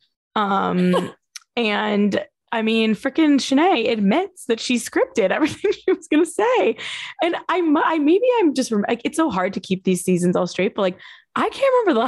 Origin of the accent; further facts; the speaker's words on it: New Jersey, United States; moved away; also born or lived in Ohio; I'm from New Jersey, but I went to Ohio State